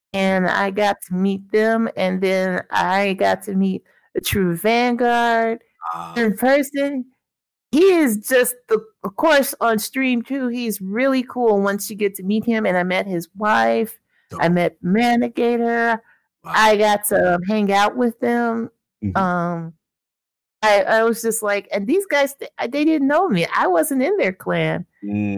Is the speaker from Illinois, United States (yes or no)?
yes; Illinois, United States; I'm from Illinois, so, you know, summers in the Midwest